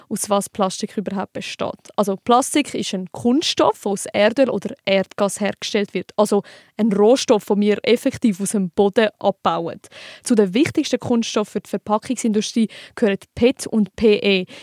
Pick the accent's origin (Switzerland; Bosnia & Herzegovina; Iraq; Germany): Switzerland; bei uns in der Schweiz